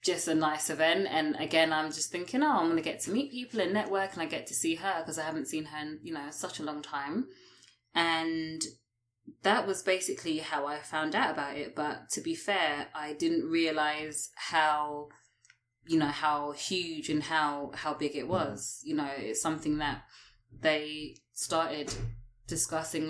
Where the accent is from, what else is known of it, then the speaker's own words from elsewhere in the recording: United Kingdom; moved away as an adult; also born or lived in London; now in Toronto, Canada; I'm a British expat that's currently here